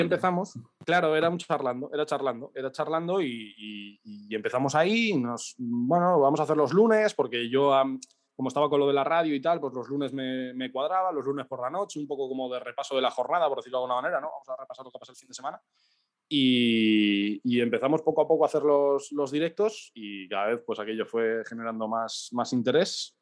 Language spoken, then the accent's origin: Spanish; a village in the Burgos area, Castile and León, Spain; la Vuelta a Burgos como que era el curro de verano de todos los chavales del, pueblo